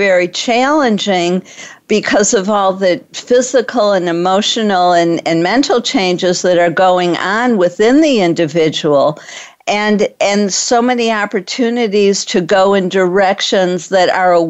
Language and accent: English; Detroit, Michigan, United States; moved away; I'm from Detroit